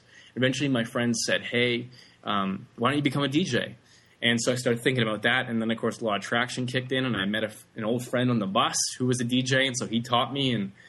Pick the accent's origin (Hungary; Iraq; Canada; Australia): Canada; Vancouver, British Columbia; Yeah, I grew up in Vancouver, Canada. I was born there, and I spent all my time there.